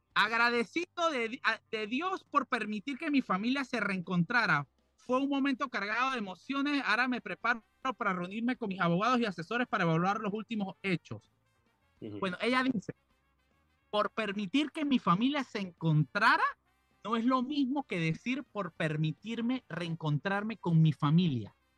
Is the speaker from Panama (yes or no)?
yes; Panama; nosotros como panameños